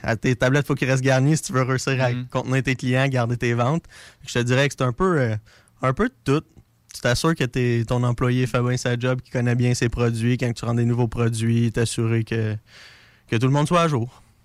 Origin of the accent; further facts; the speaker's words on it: Drummondville, Quebec, Canada; moved away as an adult; now in Lévis, Canada; je viens de Drummondville